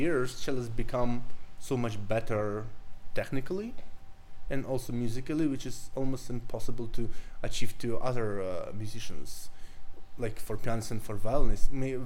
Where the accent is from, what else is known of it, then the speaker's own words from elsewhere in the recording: Moscow, Russia; I'm Russian. I'm from Moscow